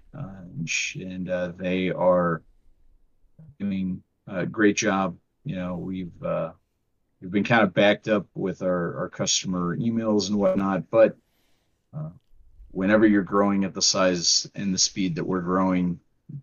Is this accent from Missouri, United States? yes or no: yes; St. Louis, Missouri, United States; moved away; We are from the St. Louis area